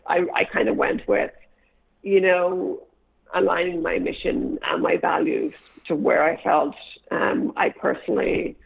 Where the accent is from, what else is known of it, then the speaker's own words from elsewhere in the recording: Ireland; moved away as an adult; now in San Francisco, United States; growing up in Ireland